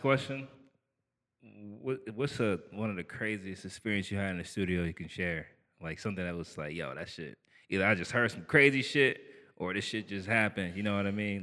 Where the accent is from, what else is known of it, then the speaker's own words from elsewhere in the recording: Niagara Falls, New York, United States; I'm from Niagara Falls